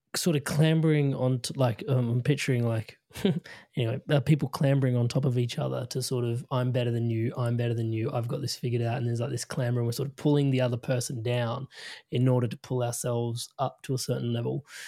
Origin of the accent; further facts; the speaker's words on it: India; being Indian